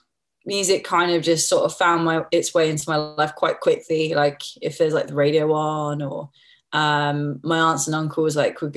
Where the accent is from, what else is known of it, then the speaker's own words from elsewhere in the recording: West Byfleet, South East England, United Kingdom; I was born in West Byfleet and raised there, basically.